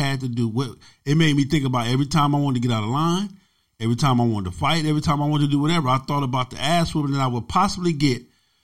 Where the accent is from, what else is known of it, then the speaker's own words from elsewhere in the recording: Los Angeles, California, United States; also born or lived in Compton / Long Beach; Growing up in South Central Los Angeles, growing up in Compton, Watts, Long Beach